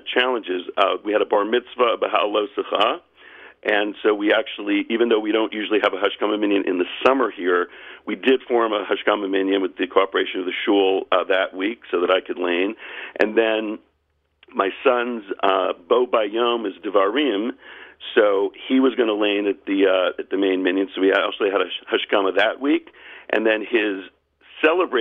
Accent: Charleston, South Carolina, United States; Charleston, South Carolina, my hometown

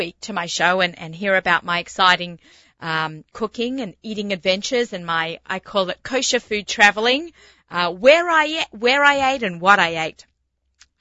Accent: Australia; moved away as an adult; now in United States; I'm from Australia, and January and February is supposed to be sunshine. So after 23 years of living here

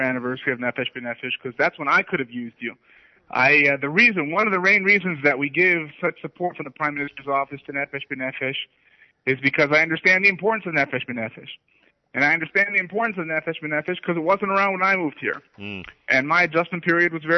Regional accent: United States; now in Israel; When I grew up in the United States

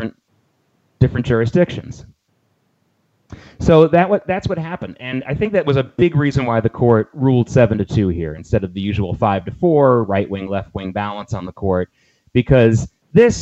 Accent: the South, United States; growing up in the South as a kid

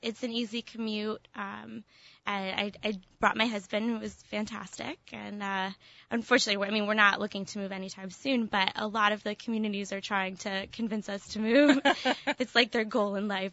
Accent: Cherry Hill, New Jersey, United States; moved away; I am from Cherry Hill

